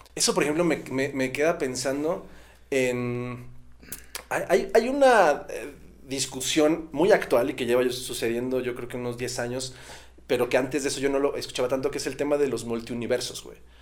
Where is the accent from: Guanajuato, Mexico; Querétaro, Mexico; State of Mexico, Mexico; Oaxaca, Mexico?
State of Mexico, Mexico; Estado de México; nosotros crecimos eh, acá en, en Estado de México y nuestra familia toda la vida estuvo en Michoacán